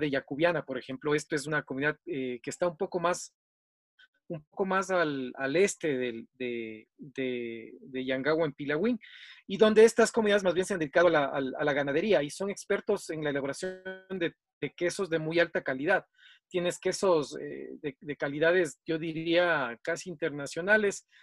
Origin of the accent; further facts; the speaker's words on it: Quito, Pichincha, Ecuador; vivo acá en, el Ecuador, en la ciudad de Quito, soy quiteño